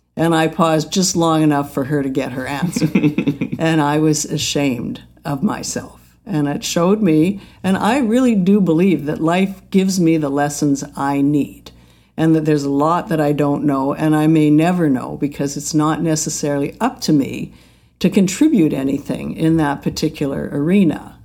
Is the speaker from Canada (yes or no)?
yes; Alberta, Canada; I grew up in Alberta where there was an Indian reservation down the beach